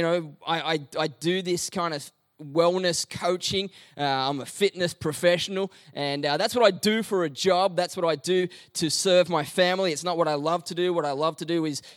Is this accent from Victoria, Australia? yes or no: yes; Melbourne, Victoria, Australia; we're from Melbourne and we don't have beaches